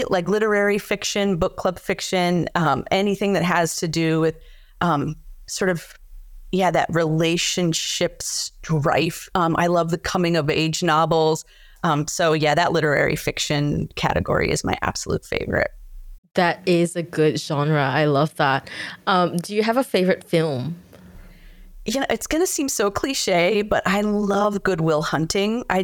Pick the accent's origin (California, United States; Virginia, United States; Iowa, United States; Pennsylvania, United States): Virginia, United States; also born or lived in Germany / Texas / New York; I was born in Germany. I've lived in Texas. I lived in New York. Um, but I spent the bulk of my childhood in the Northern Virginia area.